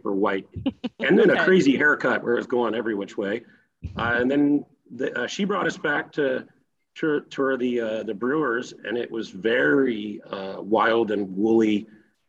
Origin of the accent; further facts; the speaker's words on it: Tennessee, United States; also born or lived in Chicago; now in California, United States; I'm originally from Tennessee